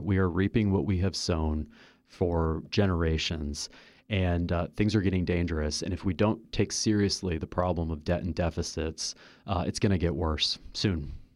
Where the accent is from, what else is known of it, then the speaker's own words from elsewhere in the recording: Kansas City, United States; moved away; I am from Kansas City